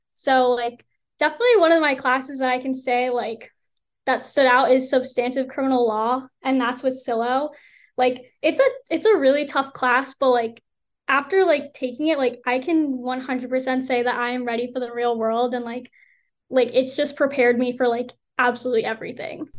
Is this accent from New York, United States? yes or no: no; Rockaway, New Jersey, United States; moved away as an adult; I'm from Rockaway, New Jersey, and I graduated from Morris Hills High School um, in 2021